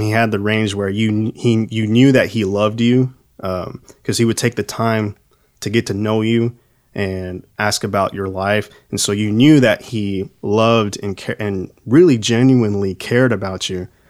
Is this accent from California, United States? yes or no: no; Texas, United States; growing up in Texas